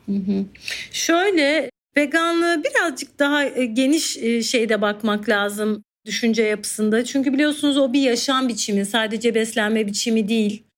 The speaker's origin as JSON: {"language": "Turkish", "region": "Mediterranean Region", "country": "Turkey", "tie": "born or raised there", "said": "Ben bir Akdeniz çocuğu olarak"}